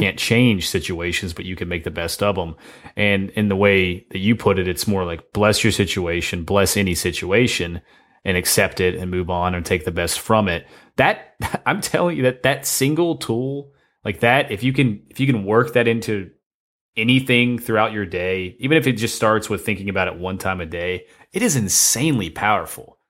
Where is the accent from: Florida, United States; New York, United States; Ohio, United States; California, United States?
Ohio, United States; we're both from Ohio